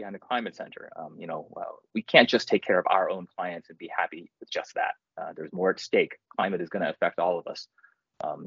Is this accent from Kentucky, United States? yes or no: yes; Kentucky, United States; I grew up in Kentucky